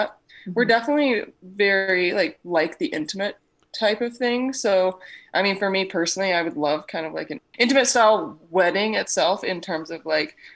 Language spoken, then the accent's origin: English; Australia; now in Canada; I'm originally from Australia, Michaela, and my accent has totally gone.